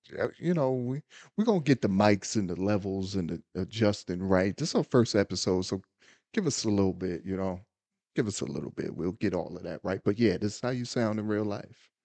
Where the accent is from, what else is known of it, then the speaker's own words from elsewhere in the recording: United States; I'm a black American